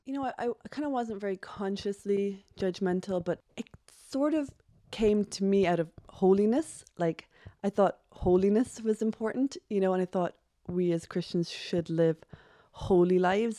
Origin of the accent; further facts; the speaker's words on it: Cork, Munster, Ireland; I am from Cork, born and bred.